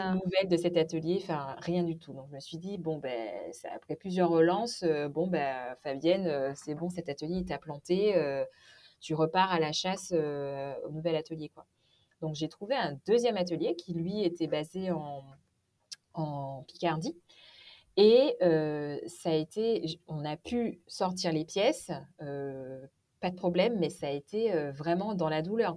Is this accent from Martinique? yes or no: yes; Martinique; moved away as an adult; also born or lived in Morbihan, France; now in Finistère, France; je suis originaire de la Martinique. J'ai vécu jusqu'à mes 18 ans.